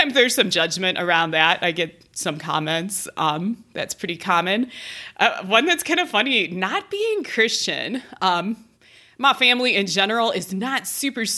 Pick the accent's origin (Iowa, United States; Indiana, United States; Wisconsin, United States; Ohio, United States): Ohio, United States; now in Colorado, United States; I have this Midwestern family. I'm from Ohio